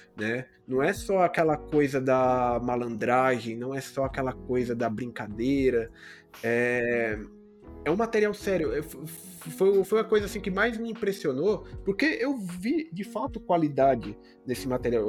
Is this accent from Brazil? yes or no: yes; Brazil